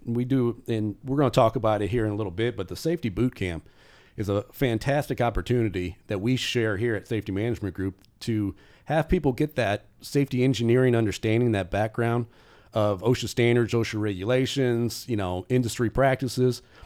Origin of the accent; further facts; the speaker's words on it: South Bend, Indiana, United States; moved away as an adult; also born or lived in Florida; now in Indianapolis, United States; I'm originally from South Bend, Indiana